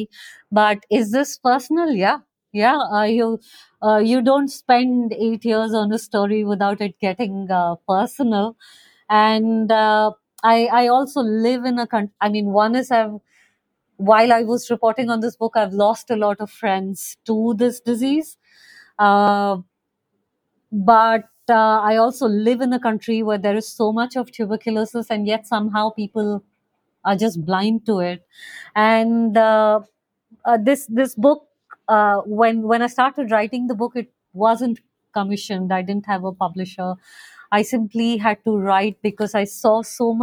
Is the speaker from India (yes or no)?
yes; Bhopal, Madhya Pradesh, India; now in Goa, India; I grew up in Bhopal, which is a city in central India